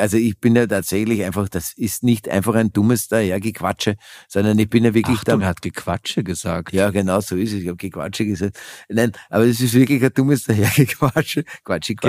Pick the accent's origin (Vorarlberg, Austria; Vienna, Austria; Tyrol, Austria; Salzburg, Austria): Vienna, Austria; moved away as an adult; also born or lived in Germany; Wien das ist halt meine Heimat